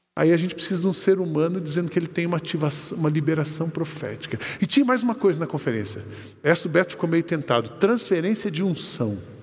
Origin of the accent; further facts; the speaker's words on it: Brazil; also born or lived in Alphaville, São Paulo; sou brasileiro